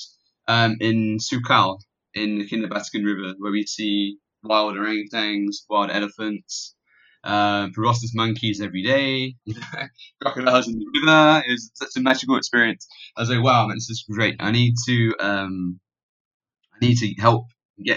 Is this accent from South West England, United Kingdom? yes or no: yes; Plymouth, South West England, United Kingdom; moved away as an adult; now in Malaysia; I'm actually British. So I was born in Plymouth, which is by the sea on the south coast in Devon